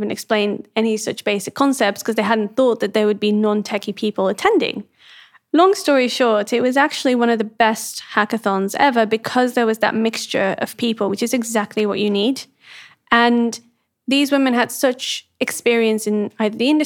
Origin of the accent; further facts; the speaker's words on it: Amsterdam, North Holland, Netherlands; So I grew up mostly in the Netherlands, in Amsterdam